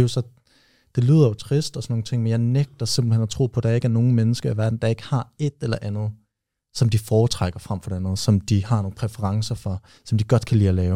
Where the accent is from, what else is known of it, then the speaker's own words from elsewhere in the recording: Aarhus, Central Denmark Region, Denmark; moved away; mine venner derhjemme i Aarhus, hvor jeg kommer fra